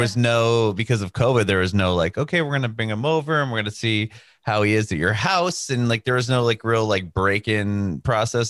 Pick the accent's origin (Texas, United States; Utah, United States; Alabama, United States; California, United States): California, United States; Southern; I'm from Southern California